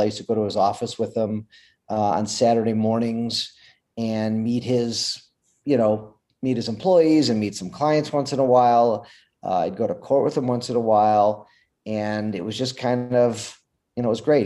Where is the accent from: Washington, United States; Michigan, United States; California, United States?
Michigan, United States; Detroit; I'm from Detroit, Michigan.